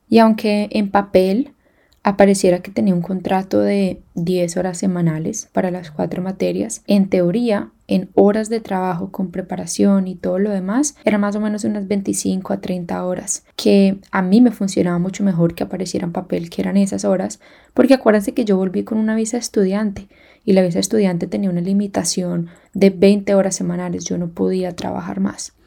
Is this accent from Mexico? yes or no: no; Colombia; moved away as an adult; also born or lived in Kenya / Hong Kong; now in Australia; Colombia, hablé de cómo me vine, por qué me vine y les decía que yo hablaba spanglish